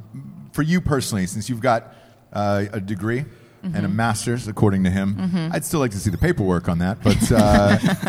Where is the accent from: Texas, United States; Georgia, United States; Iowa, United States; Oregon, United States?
Georgia, United States; Atlanta; moved away; But I'm from Atlanta originally